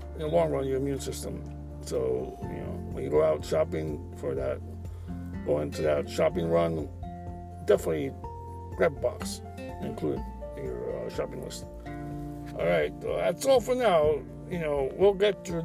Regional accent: United States; as an American

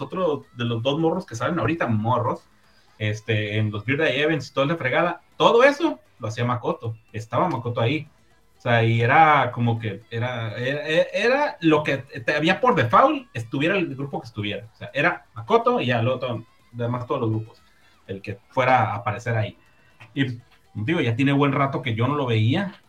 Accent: northern Mexico, Mexico; Somos mexicanos, hombre. Somos del norte.

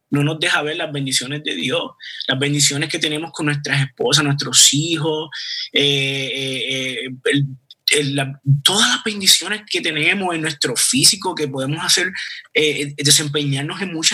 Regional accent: Puerto Rico; yo no soy israelita, eh, yo soy puertorriqueño

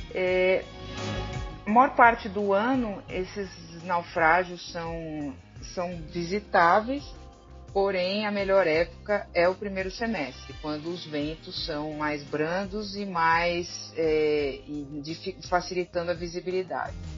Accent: São Paulo, Brazil; now in Ceará, Brazil; como paulista quando vim morar aqui

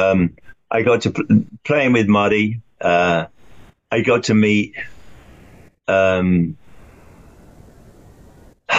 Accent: London, United Kingdom; moved away; When I was growing up in London

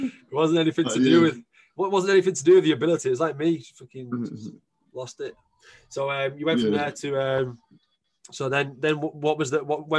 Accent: England, United Kingdom; but I'm definitely English, you know.

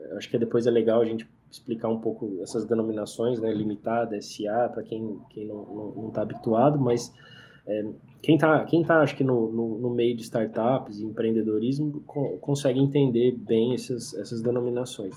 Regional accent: interior of São Paulo, Brazil; eu sou do interior de São Paulo

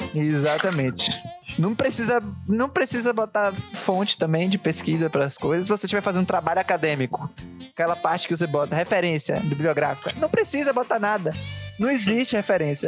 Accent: Santos, São Paulo, Brazil; sou das ruas, sou de Santos

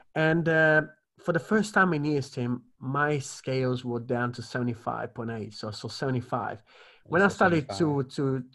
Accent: Italy; moved away; I grew up in the Mediterranean

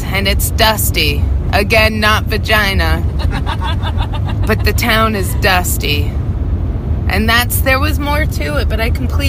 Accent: Sandy Valley, Nevada, United States; also born or lived in Las Vegas, Nevada; I am not completely born and raised in Las Vegas, I guess you could say. I mean, I was born at the good old UMC, the University Medical Center, but then they toted me right back to Sandy Valley, that one road meth town.

